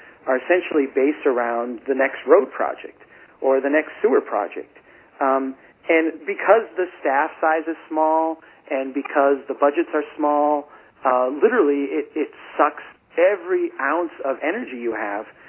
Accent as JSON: {"language": "English", "town": "Brainerd", "region": "Minnesota", "country": "United States", "tie": "born or raised there"}